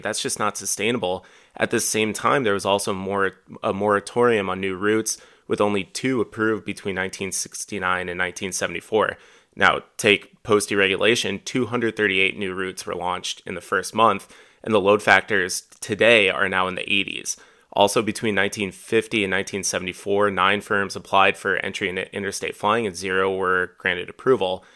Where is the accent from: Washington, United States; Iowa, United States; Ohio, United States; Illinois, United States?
Iowa, United States; Dubuque; I grew up in Dubuque